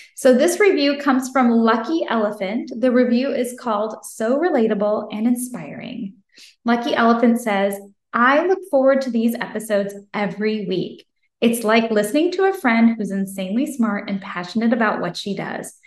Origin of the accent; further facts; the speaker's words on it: Franklin, Tennessee, United States; my hometown of Franklin, Tennessee